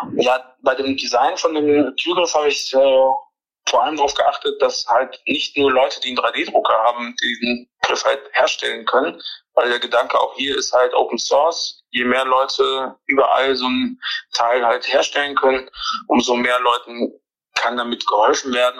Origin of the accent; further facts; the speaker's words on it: Neuss, North Rhine-Westphalia, Germany; ich komme aus Neuss